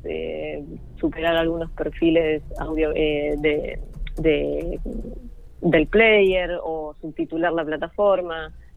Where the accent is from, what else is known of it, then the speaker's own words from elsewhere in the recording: La Pampa, Argentina; moved away as an adult; now in Buenos Aires, Argentina; yo nunca quise irme de La Pampa